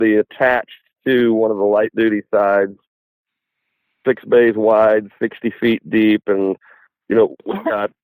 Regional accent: Sioux Falls, South Dakota, United States; now in Kansas City, United States; I was born in Sioux Falls, South Dakota

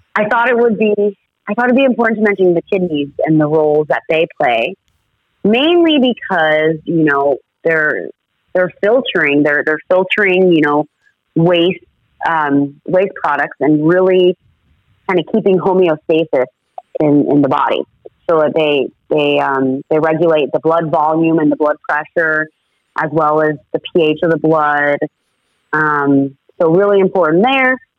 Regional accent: Florida, United States; I was born and raised in Florida

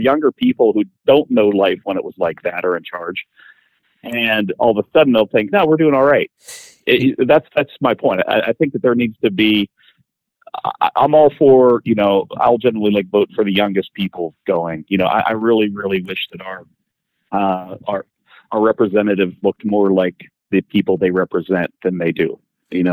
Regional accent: Pittsburgh, Pennsylvania, United States; I grew up in Pittsburgh

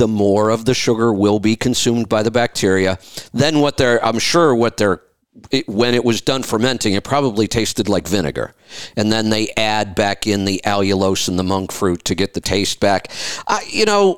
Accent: Ohio, United States; I grew up in Ohio, right near Pennsylvania

